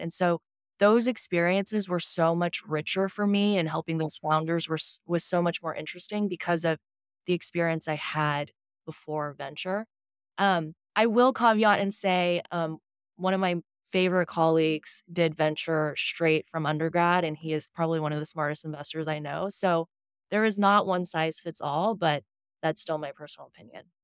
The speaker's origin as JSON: {"language": "English", "town": "Houston", "region": "Texas", "country": "United States", "tie": "born or raised there", "also_born_or_lived": "Shanghai, China / New York", "moved": "as an adult", "lives_now": "San Francisco, United States", "said": "I was born in Shanghai, I grew up in Houston."}